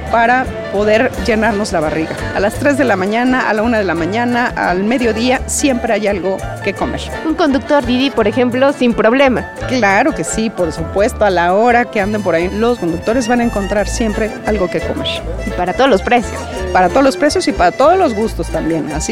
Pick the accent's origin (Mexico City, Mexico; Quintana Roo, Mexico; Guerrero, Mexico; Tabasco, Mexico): Mexico City, Mexico; algo que nos hace únicos a los chilangos.